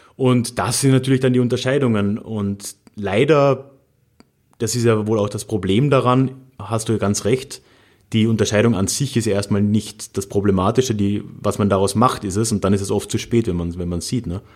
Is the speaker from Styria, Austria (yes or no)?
no; Carinthia, Austria; ich bin ja in Haider Country aufgewachsen, in Kärnten